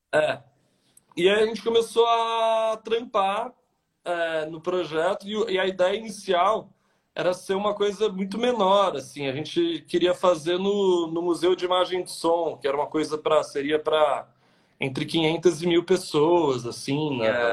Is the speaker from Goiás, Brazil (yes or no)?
no; São José do Rio Pardo, São Paulo, Brazil; moved away as an adult; now in São Paulo, Brazil; eu sou do interior de São Paulo, de uma cidadezinha que chama São José do Rio Pardo